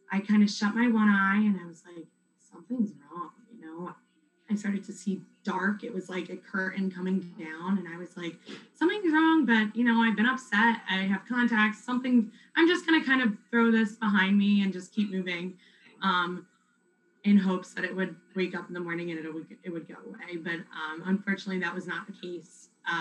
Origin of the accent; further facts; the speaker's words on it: West Chester, Pennsylvania, United States; I'm from Westchester, Pennsylvania, so a little bit further from you